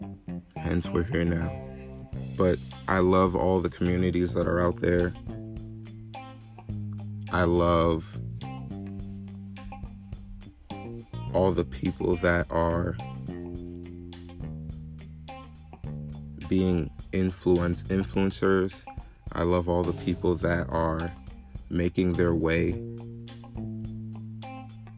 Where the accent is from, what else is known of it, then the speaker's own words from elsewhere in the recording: New York, United States; I'm from New York originally. Born and raised.